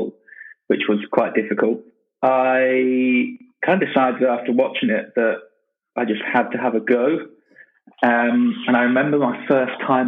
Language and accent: English; United Kingdom; also born or lived in Manchester; As a Brit